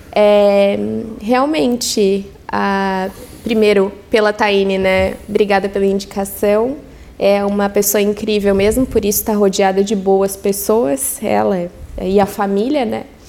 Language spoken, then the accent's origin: Portuguese; Araranguá, Santa Catarina, Brazil; moved away; also born or lived in Orleans; foi onde eu nasci, onde eu me criei, onde vivi com os meus